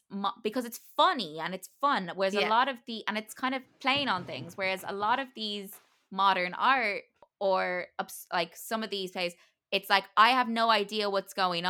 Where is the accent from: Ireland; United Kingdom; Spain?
Ireland; I'm an Irish theater person and I don't like Beckett